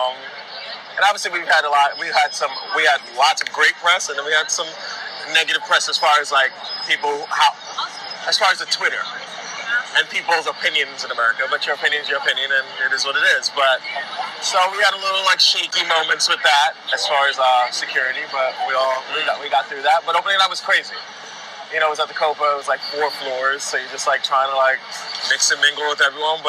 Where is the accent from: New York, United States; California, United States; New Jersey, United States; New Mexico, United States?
New York, United States; New York City; I grew up in New York City and I was part of the Boys Choir of Harlem.